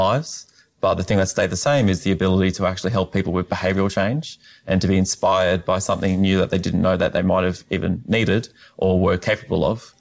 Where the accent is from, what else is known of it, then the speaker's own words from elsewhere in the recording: Australia; now in United States; I'm from Australia, now call the United States home